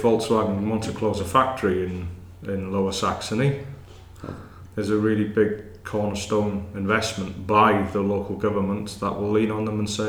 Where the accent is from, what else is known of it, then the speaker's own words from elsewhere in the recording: Wrexham, Wales, United Kingdom; I'm from Wrexham, yeah.